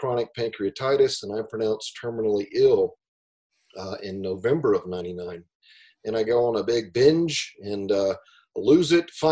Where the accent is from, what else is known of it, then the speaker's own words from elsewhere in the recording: Greenville, South Carolina, United States; moved away as an adult; also born or lived in California; I'm from Greenville, South Carolina, originally.